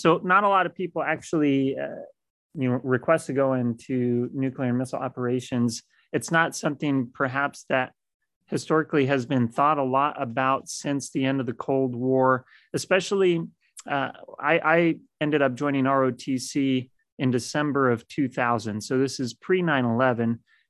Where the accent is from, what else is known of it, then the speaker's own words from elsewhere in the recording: Great Falls, Montana, United States; born there; I was born in Great Falls, Montana, when he was doing his crew assignment up there in the 10th and 12th missile squadrons.